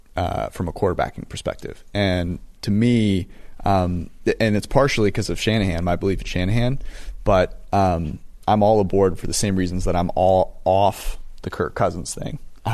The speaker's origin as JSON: {"language": "English", "town": "Cincinnati", "region": "Ohio", "country": "United States", "tie": "born or raised there", "said": "my hometown Bengals"}